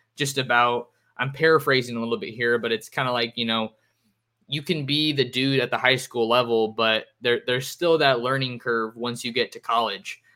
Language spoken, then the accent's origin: English; the Bay Area, California, United States; I'm from the Bay